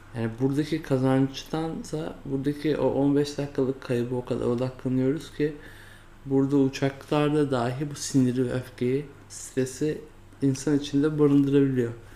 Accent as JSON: {"language": "Turkish", "country": "Turkey", "tie": "born or raised there", "first_language": "Turkish", "said": "kendimin Türk olduğunu, işte Türkiye toplumunda doğduğumu, ana dilimin Türkçe olduğunu"}